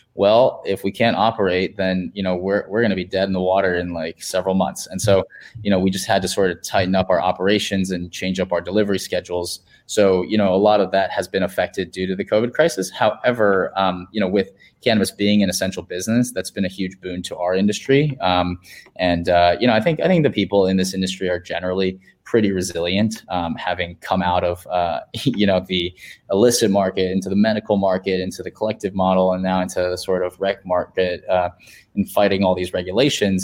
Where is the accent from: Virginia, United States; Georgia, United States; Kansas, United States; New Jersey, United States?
Virginia, United States; now in San Francisco, United States; in my home state in Virginia